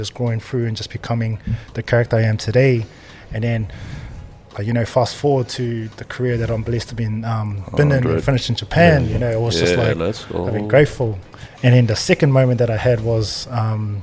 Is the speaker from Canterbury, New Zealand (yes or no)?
no; Auckland, New Zealand; moved away; growing up in the Auckland system, playing footy in the Auckland system